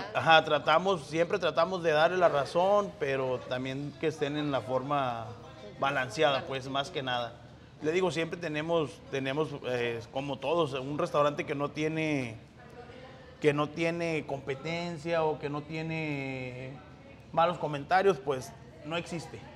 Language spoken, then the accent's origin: Spanish; Coahuila, Mexico; also born or lived in Monclova; now in Indianapolis, United States; yo soy del norte, yo soy de Coahuila